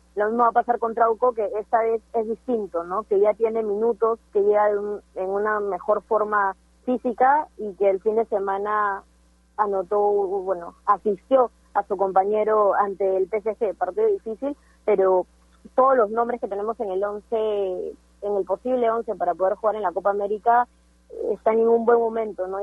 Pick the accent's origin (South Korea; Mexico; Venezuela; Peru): Peru